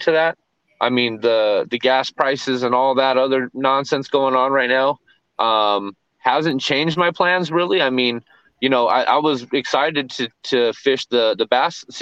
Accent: California, United States; moved away; also born or lived in Texas; we're from Cali originally.

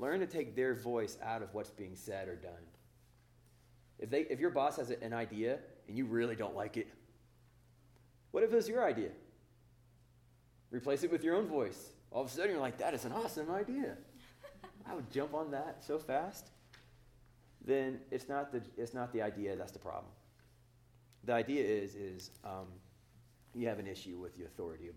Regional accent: Oklahoma, United States; now in Northern California, United States; I'm from Oklahoma

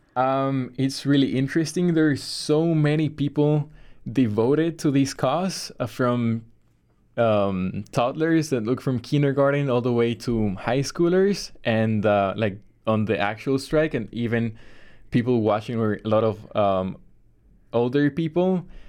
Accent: Bolivia; now in Chicago, United States; I am from Bolivia, South America

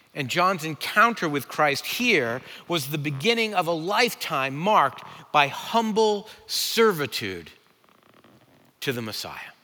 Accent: New England, United States; I'm from New England

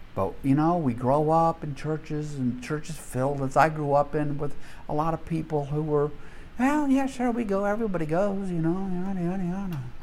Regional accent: Deep South, United States; growing up in the Deep South

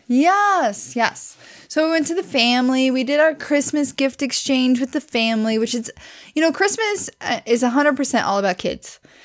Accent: Southwest Missouri, United States; I grew up in Southwest Missouri, which is near Silver Dollar City

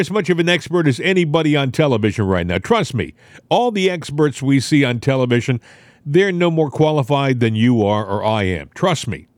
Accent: New England, United States; moved away; I'm from New England originally.

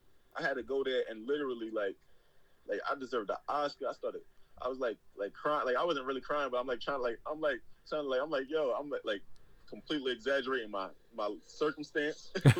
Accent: New York City, New York, United States; moved away as an adult; also born or lived in Netherlands; now in London, United Kingdom; And also, I'm from New York City

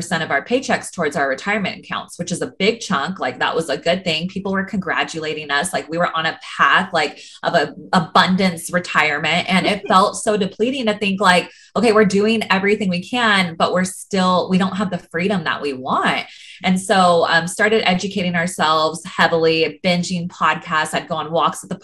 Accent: Sacramento, California, United States; moved away as an adult; now in Los Angeles, United States; I grew up in Northern California, up in Sacramento

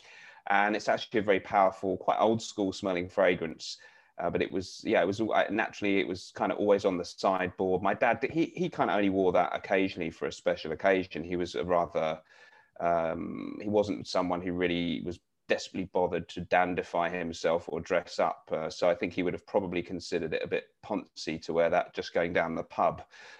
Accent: London, United Kingdom; I was born in Barnet in Hertfordshire / London. It's the very northern outskirts of North London.

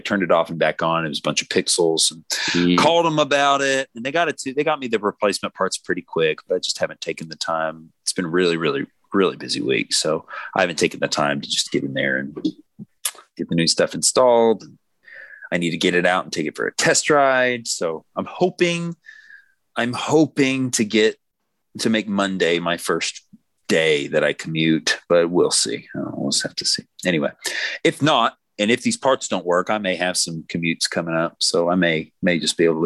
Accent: Tennessee, United States; We're from Tennessee

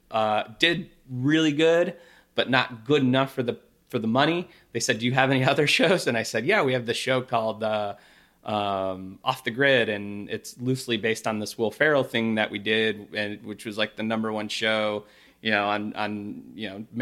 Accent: Midwest, United States; I'm a person from the Midwest.

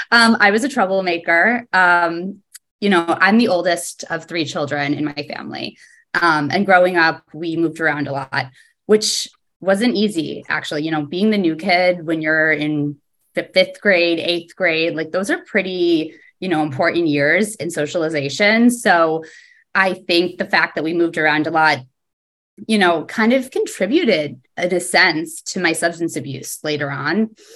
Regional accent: East Coast, United States; also born or lived in New Jersey / Pittsburgh / Connecticut; now in New York, United States; All over the East Coast, pretty much. We moved around a lot when I was younger. I was always the new kid. I lived in New Jersey, in Pittsburgh, Connecticut.

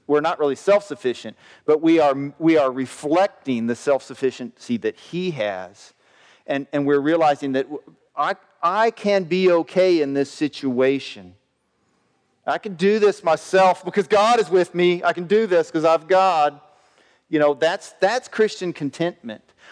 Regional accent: the South, United States; I grew up in the South

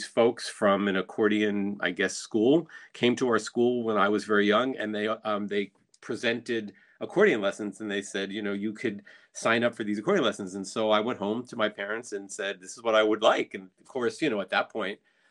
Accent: New Jersey, United States; growing up in New Jersey

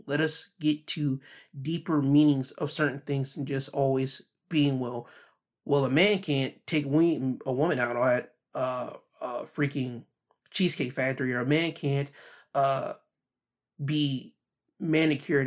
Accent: the Carolinas, United States; the Carolinas, my home state

